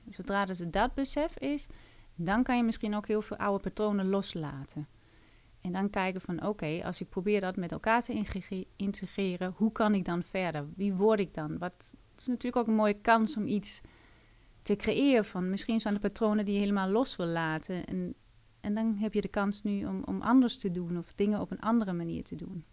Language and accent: Dutch; Denmark; Dutch is a second language; moved away as an adult; now in Netherlands; Ik kom uit Denemarken